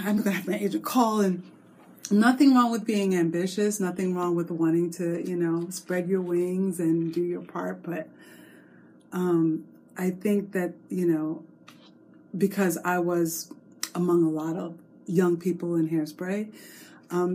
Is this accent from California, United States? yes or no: no; Long Island, New York, United States; I was born and raised in New York